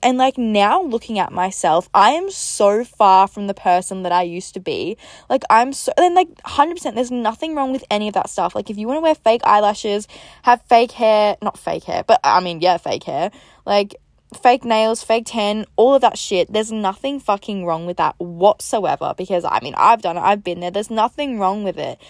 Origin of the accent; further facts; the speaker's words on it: Melbourne, Victoria, Australia; moved away as an adult; also born or lived in Gold Coast, Queensland; I'm originally from Melbourne in Australia, but I moved to the Gold Coast, so, like, Queensland